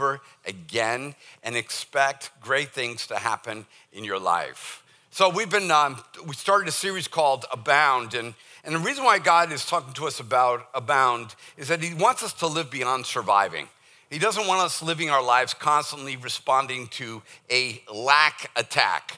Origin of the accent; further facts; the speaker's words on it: Boston, Massachusetts, United States; accent: Boston; moved away; my Boston accent